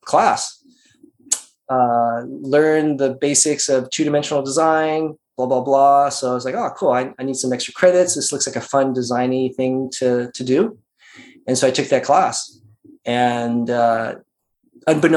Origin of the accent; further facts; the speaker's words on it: Las Vegas, Nevada, United States; moved away as an adult; also born or lived in Singapore; now in California, United States; I grew up my childhood life in Vegas from second grade until I got out of high school